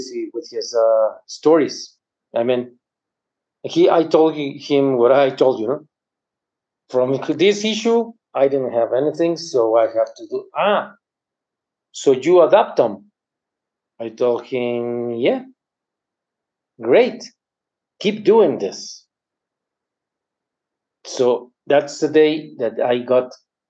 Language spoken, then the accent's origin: English; Mexico; I'm from Mexico